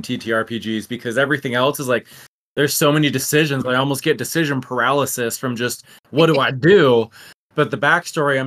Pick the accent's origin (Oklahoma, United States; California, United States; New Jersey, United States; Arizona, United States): Arizona, United States; we're both from Arizona